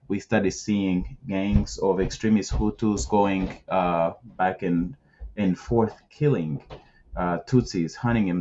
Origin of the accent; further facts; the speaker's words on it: Rwanda; I was born in Rwanda.